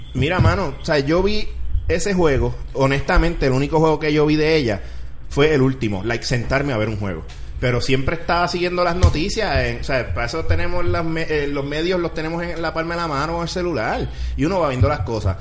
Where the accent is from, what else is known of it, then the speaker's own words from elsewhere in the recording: Puerto Rico; como puertorriqueño